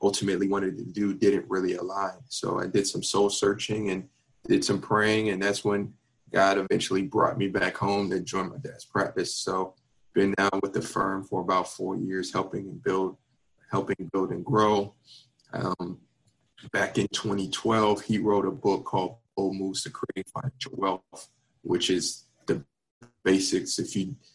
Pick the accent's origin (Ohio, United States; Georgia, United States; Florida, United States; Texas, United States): Florida, United States; Miami; moved away as an adult; also born or lived in Virginia / Washington, D.C.; born and raised in Miami